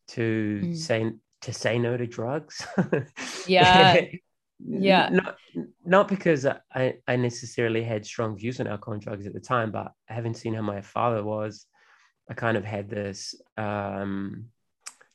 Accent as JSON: {"language": "English", "region": "Auckland", "country": "New Zealand", "tie": "born or raised there", "said": "where I grew up in West Auckland, which is kind of like a bogan working class neighborhood"}